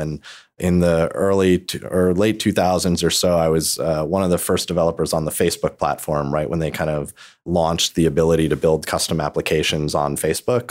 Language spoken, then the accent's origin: English; New York, United States; I'm from New York